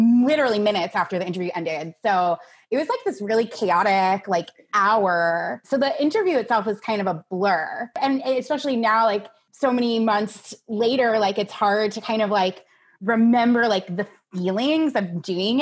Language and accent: English; United States; now in Seattle, United States; I lived in Seattle for about 2.5 years. I grew up on the East Coast outside of New York